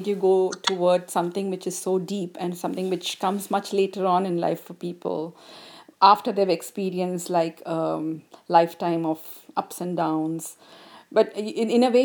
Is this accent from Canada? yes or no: no; India; I'm from India